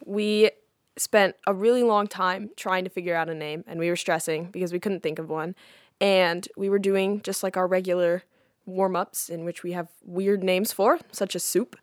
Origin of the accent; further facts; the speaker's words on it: Nacogdoches, Texas, United States; I'm 17 years old and I'm from Nacogdoches, Texas